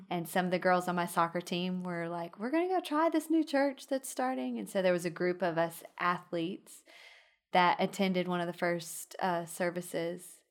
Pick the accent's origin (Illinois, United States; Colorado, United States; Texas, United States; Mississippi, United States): Texas, United States; Midland; moved away as an adult; now in Alabama, United States; I grew up in Midland